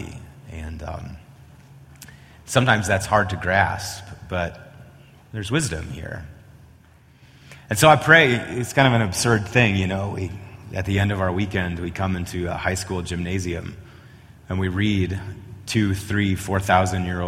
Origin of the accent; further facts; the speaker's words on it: Wisconsin, United States; moved away as an adult; also born or lived in Oklahoma / Chicago; now in Colorado, United States; I hail from Wisconsin